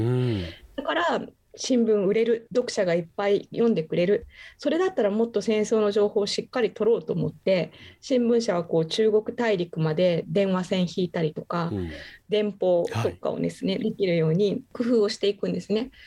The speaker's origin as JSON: {"language": "Japanese", "town": "Mihara", "region": "Hiroshima", "country": "Japan", "tie": "born or raised there", "moved": "as an adult", "lives_now": "Okinawa, Japan", "said": "私はあの広島県の三原市というところの出身"}